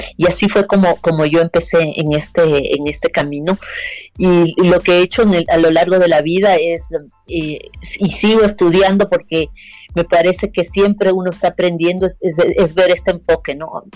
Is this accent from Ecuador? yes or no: yes; Ecuador